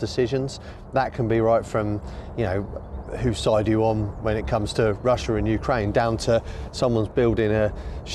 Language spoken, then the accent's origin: English; Suffolk, East of England, United Kingdom; now in Norwich, United Kingdom; I was born in Norwich, and despite growing up in Suffolk, Norfolk and Norwich was always the place that I kind of looked to as home